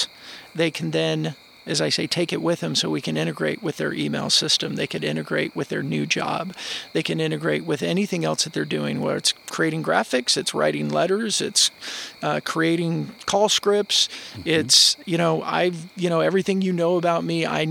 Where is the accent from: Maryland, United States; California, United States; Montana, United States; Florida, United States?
California, United States; Chino; I grew up in Chino, California, about 40 miles east of Los Angeles